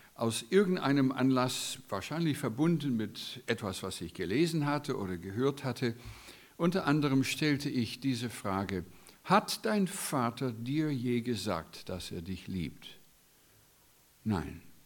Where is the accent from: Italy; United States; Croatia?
United States; German is a second language; moved away as an adult; now in Germany; als Amerikaner bin Gastarbeiter in eurem wunderbaren Land seit 16 Jahren